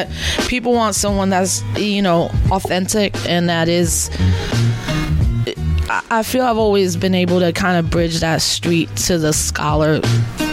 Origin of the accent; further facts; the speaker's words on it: New York City, New York, United States; I'm born and raised in the South Bronx